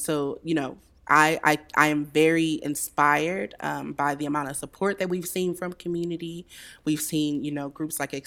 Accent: St. Louis, Missouri, United States; I grew up in North City

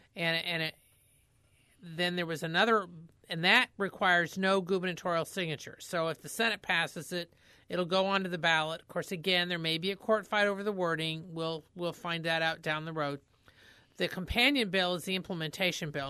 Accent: Indiana, United States; now in Missouri, United States; I'm from Indiana

